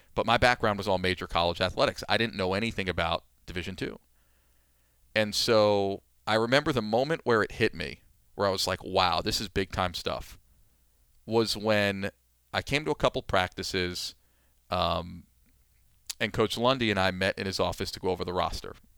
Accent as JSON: {"language": "English", "region": "New York", "country": "United States", "tie": "born or raised there", "also_born_or_lived": "Pennsylvania", "moved": "yes", "said": "I grew up in New York"}